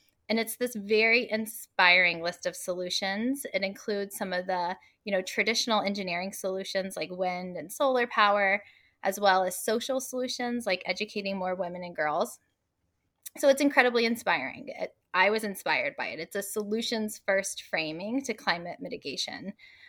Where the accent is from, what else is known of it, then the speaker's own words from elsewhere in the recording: Atlanta, Georgia, United States; also born or lived in Washington, D.C.; now in Atlanta, United States; I'm originally from Atlanta. And so about 2 years ago, after spending 10 years working on federal climate policy in DC, I moved back